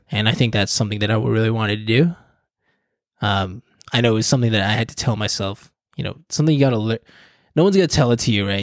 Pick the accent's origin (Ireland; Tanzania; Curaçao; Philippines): Philippines; I'm, I'm Filipino.